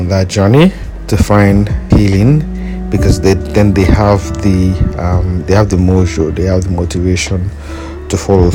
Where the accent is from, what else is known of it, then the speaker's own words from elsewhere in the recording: Nigeria; as a Nigerian